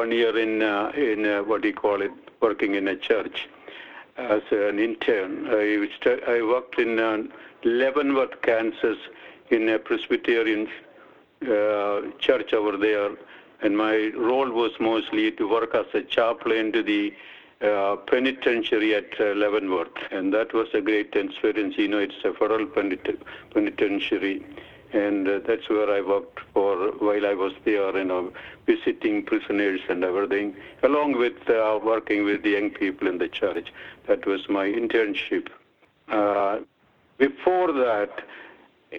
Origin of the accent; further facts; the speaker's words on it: Kerala, India; English is a second language; moved away as an adult; now in United States; I am also from Kerala